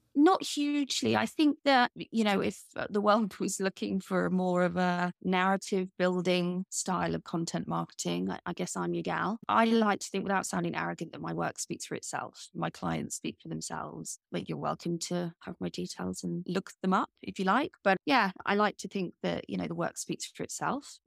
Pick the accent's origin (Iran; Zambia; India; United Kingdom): United Kingdom; I'm British